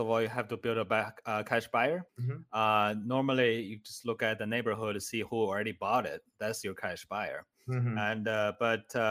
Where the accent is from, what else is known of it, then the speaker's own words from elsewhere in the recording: China; English is a second language; moved away as an adult; now in United States; I was actually homeless in the United States because I immigrated from China. I didn't speak any English by then